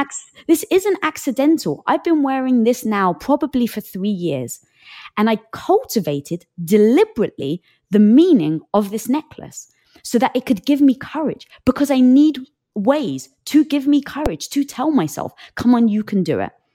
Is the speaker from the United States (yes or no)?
no; England, United Kingdom; I'm from England